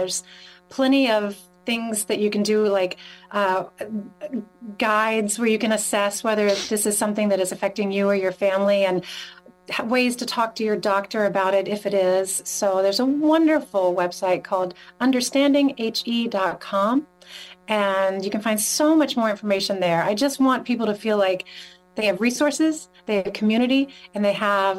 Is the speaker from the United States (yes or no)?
yes; North Carolina, United States; moved away as an adult; when I was growing up in North Carolina.